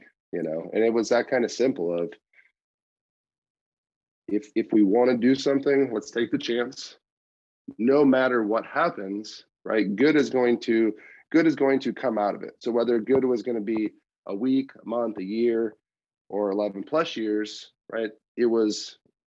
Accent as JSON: {"language": "English", "region": "Wisconsin", "country": "United States", "tie": "born or raised there", "moved": "as an adult", "lives_now": "Ohio, United States", "said": "I grew up in Wisconsin. I moved to Ohio to change my life"}